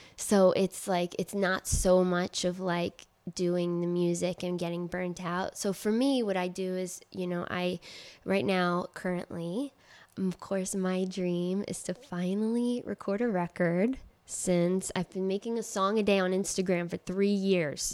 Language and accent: English; Trenton, New Jersey, United States; moved away; also born or lived in Queens, New York; they came, uh, to Trenton, New Jersey, and that's where I grew up